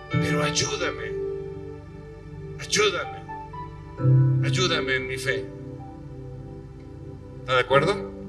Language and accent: Spanish; Mexico City, Mexico; porque pues a lo mejor no he sido muy bueno o no sé, este soy chilango